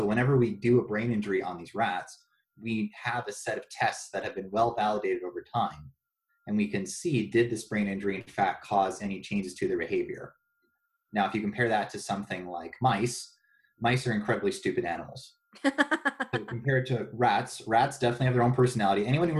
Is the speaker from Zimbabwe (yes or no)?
no; Ontario, Canada; No, I'm from Ontario.